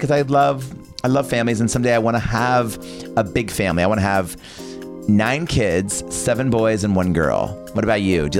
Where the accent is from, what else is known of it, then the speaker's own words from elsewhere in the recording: Bakersfield, California, United States; I am originally from Bakersfield, California. Can you edit this out? Bakersfield, California, which is, everyone's always like, ooh, Bakersfield, that's like the Vegas of California